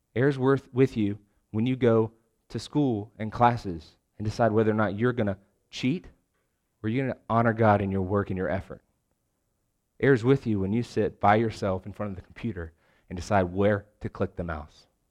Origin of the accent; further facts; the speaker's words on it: Richmond, Virginia, United States; moved away as an adult; also born or lived in Lexington, Virginia / Wake Forest, North Carolina; now in Raleigh, United States; I'm actually originally from Richmond